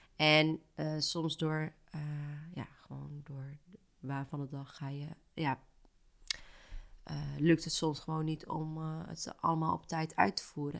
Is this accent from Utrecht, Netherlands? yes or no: yes; Houten, Utrecht, Netherlands; now in Amsterdam, Netherlands; Ik ben niet opgegroeid in Amsterdam, ik ben opgegroeid in Houten